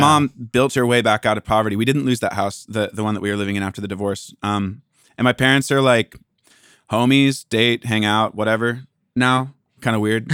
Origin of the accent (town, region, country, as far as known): Port Angeles, Washington, United States; born or raised there; now in Los Angeles, United States